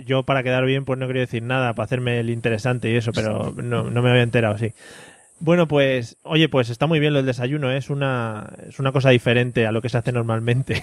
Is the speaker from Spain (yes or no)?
yes; Madrid, Community of Madrid, Spain; los que somos madrileños